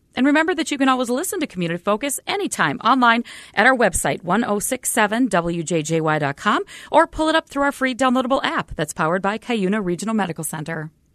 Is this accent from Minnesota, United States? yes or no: yes; Duluth, Minnesota, United States; I'm from Duluth